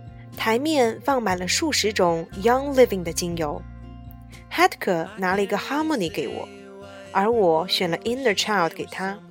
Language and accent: Chinese; Hong Kong; 我才用广东话问他：“你也会说广东话？”我是香港人。